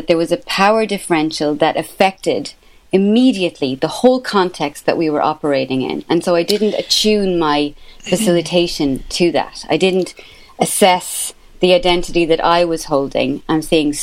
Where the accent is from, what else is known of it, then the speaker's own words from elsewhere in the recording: Ireland; accent: Irish; as an Irish person with this accent